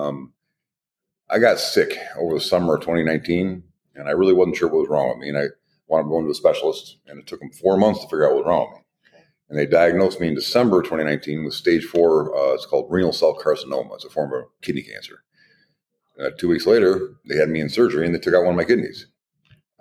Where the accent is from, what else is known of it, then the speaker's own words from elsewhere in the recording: Toledo, Ohio, United States; also born or lived in Kalamazoo, Michigan; I was born in Kalamazoo, Michigan, but I was raised in Toledo